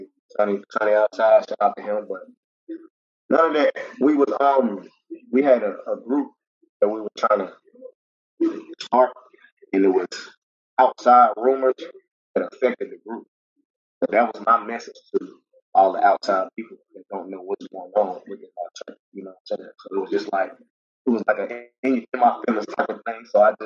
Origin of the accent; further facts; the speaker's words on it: Charlotte, North Carolina, United States; Like me, I've been in Charlotte, North Carolina 31 years